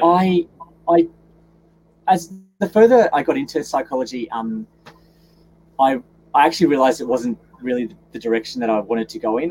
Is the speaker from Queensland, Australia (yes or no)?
yes; Gold Coast, Queensland, Australia; I was born and, and raised on the Gold Coast